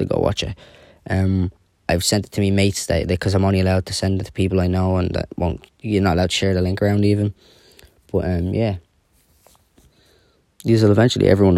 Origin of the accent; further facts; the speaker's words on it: Dublin, Leinster, Ireland; I am from Dublin